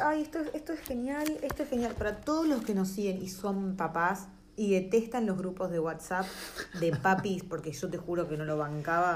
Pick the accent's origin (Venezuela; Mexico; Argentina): Argentina; moved away as an adult; now in New Zealand; nosotros como argentinos